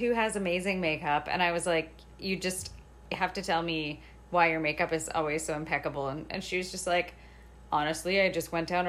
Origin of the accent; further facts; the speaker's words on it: Alberta, Canada; I'm from Alberta, so my French is I did have to take some French in school, but it's pretty rough.